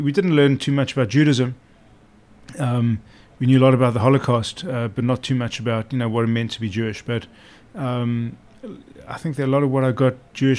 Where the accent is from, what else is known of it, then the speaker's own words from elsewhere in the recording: Durban, KwaZulu-Natal, South Africa; accent: South African; moved away as an adult; also born or lived in Cape Town / Johannesburg; now in London, United Kingdom; grew up in Durban, which is a city on the coast, good middle-class suburban background